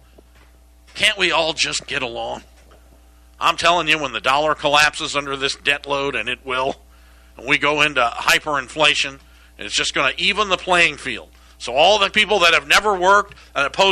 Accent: Iowa, United States; Iowa, my home state where I was born

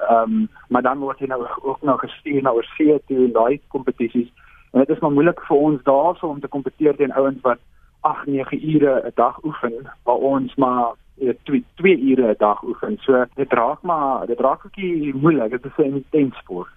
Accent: South Africa; ons as Suid-Afrikaners

